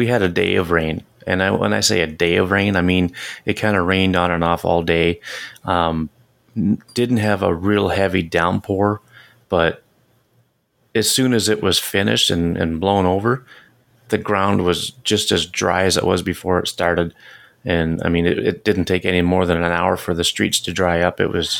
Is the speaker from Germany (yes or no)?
no; Canada; As a Canadian